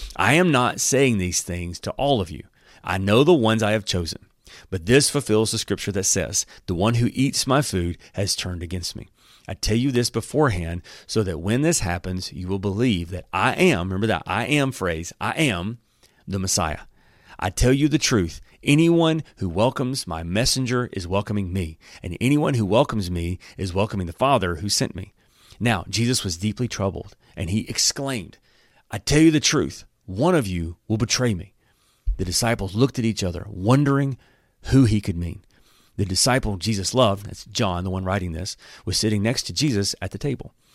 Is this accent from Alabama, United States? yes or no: yes; Alabama, United States; I'm from Alabama